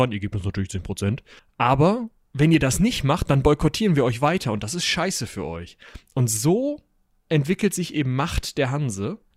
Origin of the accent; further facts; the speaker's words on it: North Rhine-Westphalia, Germany; bei uns in Westfalen meistens